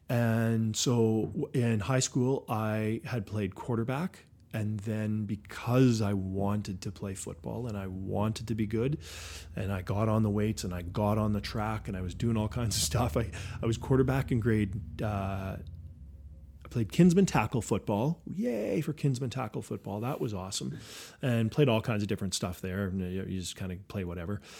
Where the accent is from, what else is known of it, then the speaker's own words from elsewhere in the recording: Saskatoon, Saskatchewan, Canada; growing up on the West Side.